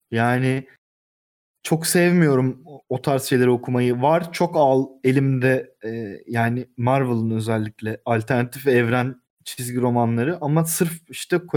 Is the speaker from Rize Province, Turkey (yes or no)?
no; Istanbul, Turkey; also born or lived in Balıkesir; Doğma büyüme Kadıköylüyüz.